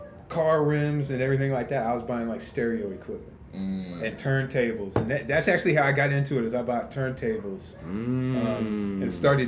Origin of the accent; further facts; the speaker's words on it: Wichita, Kansas, United States; Born and raised right here in Wichita.